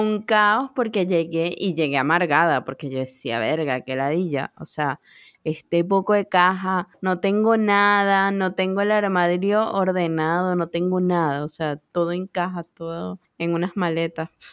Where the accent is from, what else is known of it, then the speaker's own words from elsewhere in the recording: Venezuela; moved away; also born or lived in United States; me vine de Estados Unidos, o sea, como yo solita, y, regresé a Venezuela.